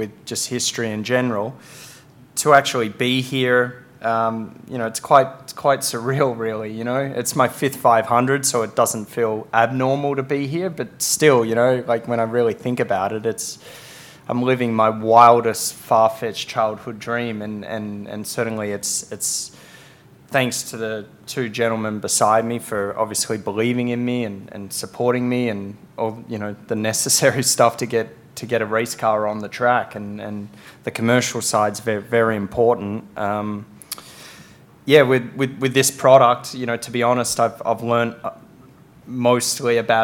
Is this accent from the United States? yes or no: no; Australia; my home country